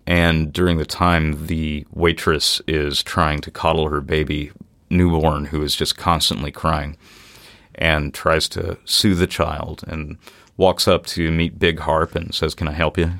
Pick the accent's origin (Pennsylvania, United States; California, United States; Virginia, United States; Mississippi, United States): Mississippi, United States; Natchez; moved away; also born or lived in New Orleans, Louisiana; I grew up in Natchez, Mississippi